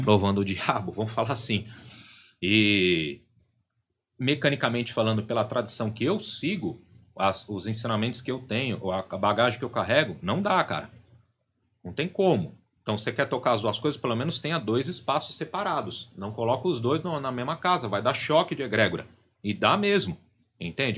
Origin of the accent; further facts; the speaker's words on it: São Paulo, Brazil; um terreiro bem tradicional ali da região da Barra Funda, que é onde eu, eu fui criado, em São Paulo